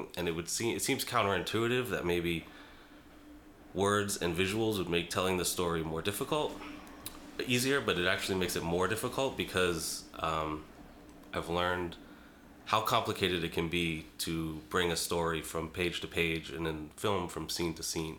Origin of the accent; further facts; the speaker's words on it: Boston, Massachusetts, United States; moved away as an adult; also born or lived in Brooklyn, New York; I'm from Boston originally. Uh, lived in Brooklyn, New York, off and on for a little while in my 20s and 30s.